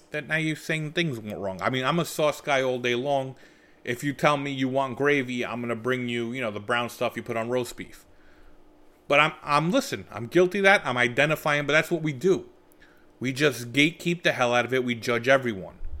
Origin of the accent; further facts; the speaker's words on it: United States; me and my sister, we were raised fully in America, just by Italian parents